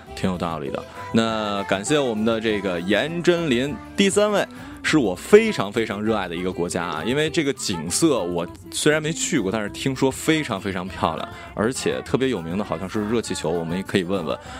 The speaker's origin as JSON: {"language": "Chinese", "country": "China", "said": "作为我们中国人"}